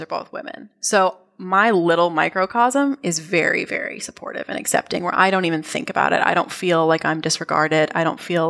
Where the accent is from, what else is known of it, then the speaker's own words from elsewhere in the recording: United States; also born or lived in New Zealand; as an American, as an outsider